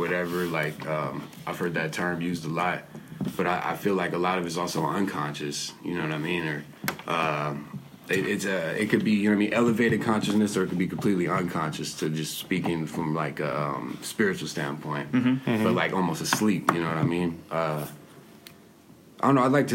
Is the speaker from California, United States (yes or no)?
yes; San Diego, California, United States; I grew up in Encanto for the most part. Mm-hmm. Bounced back and forth between there and Logan, North Park, my whole life.